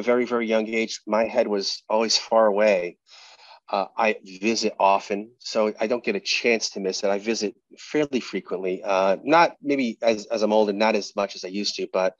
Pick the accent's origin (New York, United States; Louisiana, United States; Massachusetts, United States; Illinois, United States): Massachusetts, United States; Fall River; moved away; I grew up in Massachusetts. I grew up in Fall River, Massachusetts